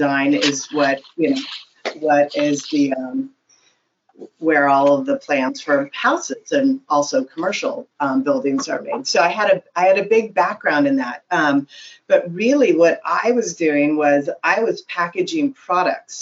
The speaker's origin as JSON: {"language": "English", "town": "San Francisco", "region": "California", "country": "United States", "tie": "born or raised there", "moved": "as an adult", "lives_now": "Las Vegas, United States", "said": "I grew up in San Francisco."}